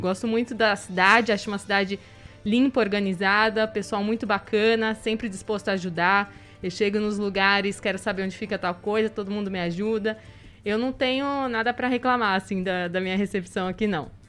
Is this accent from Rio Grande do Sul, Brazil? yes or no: no; Campo Grande, Mato Grosso do Sul, Brazil; moved away as an adult; also born or lived in Campinas / São José do Rio Preto; now in Botucatu, Brazil; eu saí de Campo Grande para fazer faculdade em Campinas